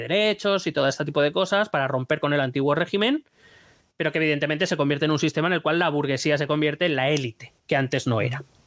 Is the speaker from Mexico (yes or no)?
no; Spain; no me considero menos español